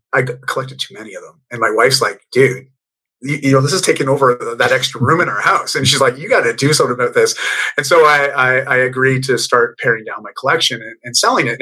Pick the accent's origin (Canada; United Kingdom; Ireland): Canada; also born or lived in Bali; I'm Canadian